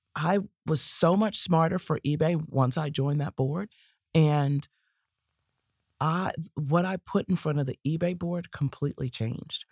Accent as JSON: {"language": "English", "town": "Baltimore", "region": "Maryland", "country": "United States", "tie": "born or raised there", "moved": "yes", "said": "It's based in my hometown of Baltimore"}